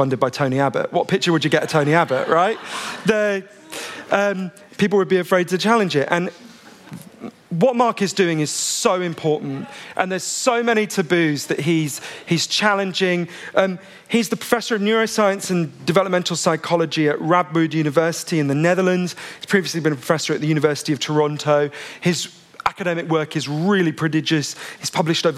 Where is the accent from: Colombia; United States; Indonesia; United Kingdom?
United Kingdom; I'm a British journalist.